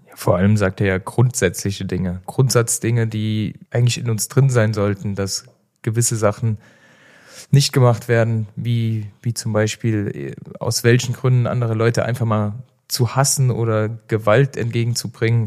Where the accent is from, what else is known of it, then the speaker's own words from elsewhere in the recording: Saarland, Germany; now in Cologne, Germany; bei uns im Saarland